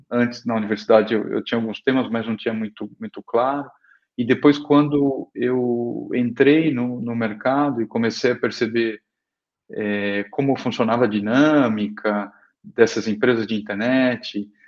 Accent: Araraquara, São Paulo, Brazil; Eu sou eu sou do eu sou do interior de São Paulo, de Araraquara.

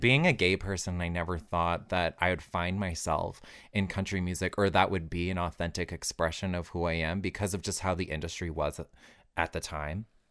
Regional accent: Alberta, Canada; moved away; also born or lived in Toronto; growing up in Alberta was really hard for me.

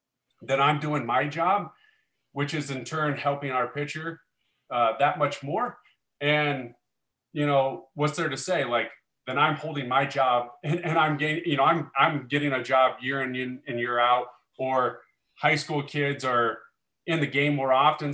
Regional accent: Omaha, Nebraska, United States; growing up in Omaha, Nebraska, which is where I'm from, which I live here today

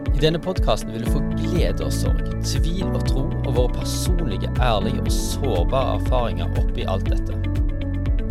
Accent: Luster, Vestland, Norway; i Luster, der vi kommer fra

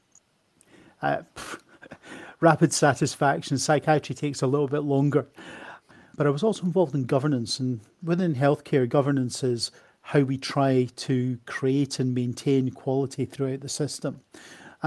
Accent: Edinburgh, Scotland, United Kingdom; moved away as an adult; also born or lived in Australia; now in Coventry, United Kingdom; I am not from England. You might be able to tell that from my accent. I am originally from Edinburgh. I'm a comprehensively educated Edinburgh man. I went to a school called Craigmount

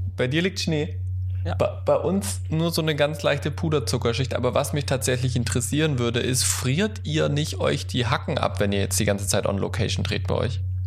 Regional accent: Baden-Württemberg, Germany; now in Hesse, Germany; ich komme ja auch aus Baden-Württemberg

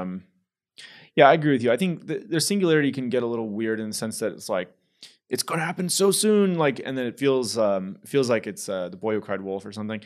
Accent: San Jose, California, United States; moved away as an adult; also born or lived in Houston, Texas; I grew up in the Bay Area, San Francisco Bay Area. In San Jose, California

